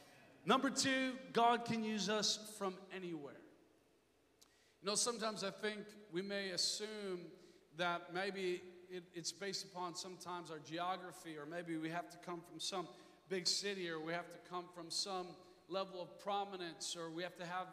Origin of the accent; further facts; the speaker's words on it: Inver Grove Heights, Minnesota, United States; I grew up in Minnesota area in kind of a suburban, kind of rural part. It's called Invergrove Heights